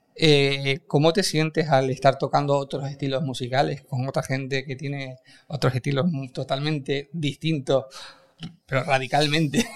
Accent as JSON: {"language": "Spanish", "region": "Canary Islands", "country": "Spain", "said": "Somos canarios"}